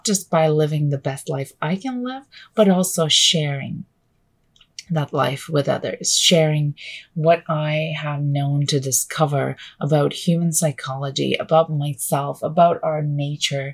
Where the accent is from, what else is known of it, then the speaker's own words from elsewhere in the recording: Canada; also born or lived in Vancouver; I am Canadian. I live just outside of Vancouver